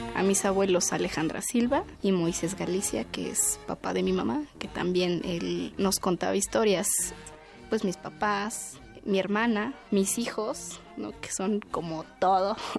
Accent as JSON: {"language": "Spanish", "region": "Mexico City", "country": "Mexico", "tie": "born or raised there", "said": "Yo soy originaria de Milpa Alta, que es uno de los pueblos"}